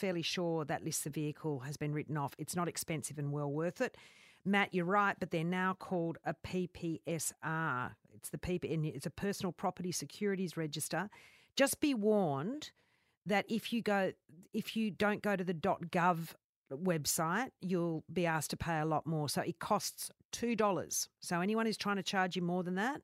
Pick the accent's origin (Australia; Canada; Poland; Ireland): Australia; New South Wales; moved away; I grew up in New South Wales, and there you have to put your car over the pits every year